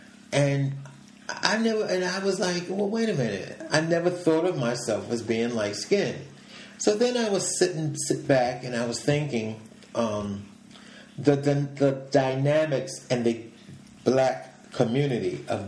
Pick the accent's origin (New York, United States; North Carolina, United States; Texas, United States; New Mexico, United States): New York, United States; New York City; I was born and raised in New York City.